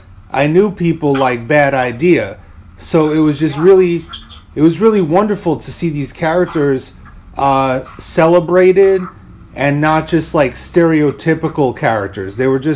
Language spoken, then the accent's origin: English; New York City, New York, United States; And I grew up in New York City.